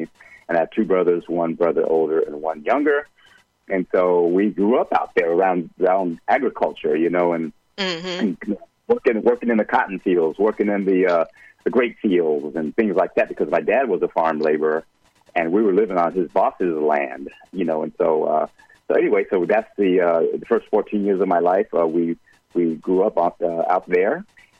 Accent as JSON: {"language": "English", "town": "Earlimart", "region": "California", "country": "United States", "tie": "born or raised there", "also_born_or_lived": "Bakersfield, California / Visalia, California", "said": "I grew up in the Central Valley of California, you know, and it's the great San Joaquin Valley in California."}